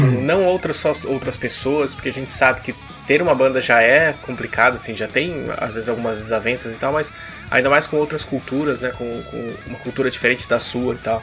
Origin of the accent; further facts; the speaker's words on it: Brazil; Nós três aqui crescemos nos anos 90 no Brasil